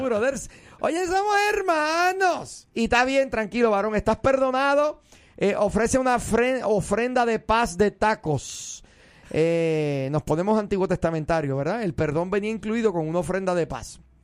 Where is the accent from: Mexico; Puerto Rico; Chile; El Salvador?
Puerto Rico; moved away; soy un puertorriqueño